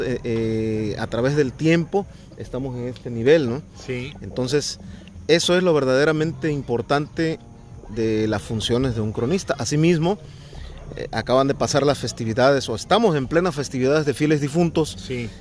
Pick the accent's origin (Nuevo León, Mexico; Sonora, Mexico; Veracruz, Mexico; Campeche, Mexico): Veracruz, Mexico; Tlalixcoyan; born or raised there